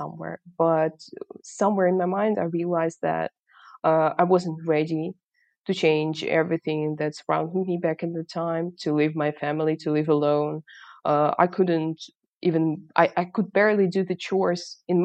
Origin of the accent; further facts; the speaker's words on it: Kharkiv, Kharkiv Oblast, Ukraine; English is a second language; I was born in Kharkiv.